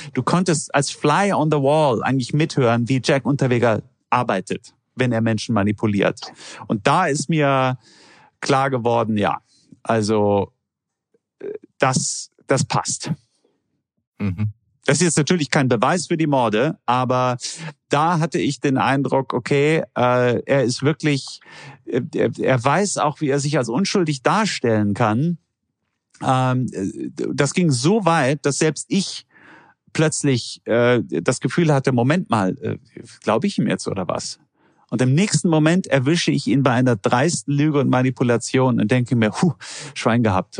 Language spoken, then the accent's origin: German; Germany; als Deutscher